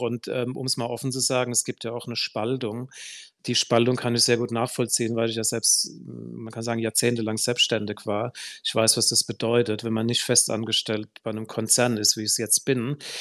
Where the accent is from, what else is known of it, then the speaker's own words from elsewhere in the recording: Heidelberg, Baden-Württemberg, Germany; in meiner Heimatstadt Heidelberg